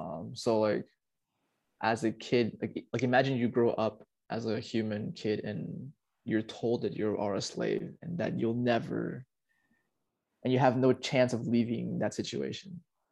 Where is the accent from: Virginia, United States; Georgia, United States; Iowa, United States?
Virginia, United States; moved away; also born or lived in Peru; Maryland, which is actually really close to where my hometown is. I'm from Virginia, back in the States. And Maryland is just a 45-minute drive away.